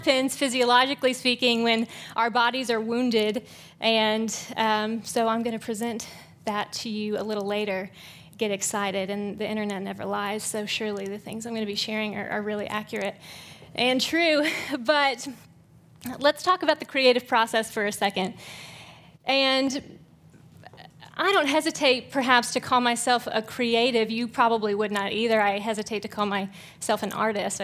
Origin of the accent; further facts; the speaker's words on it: Georgia, United States; also born or lived in Central Virginia; now in Tyler, United States; I grew up in Georgia and then moved here via Virginia